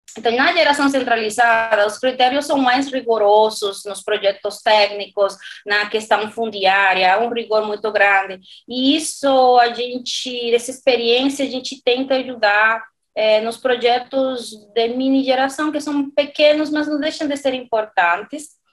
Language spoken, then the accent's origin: Portuguese; Dominican Republic; Portuguese is a second language; moved away as an adult; also born or lived in Spain / Madrid, Spain / Valencia, Spain; now in São Paulo, Brazil; sou da República Dominicana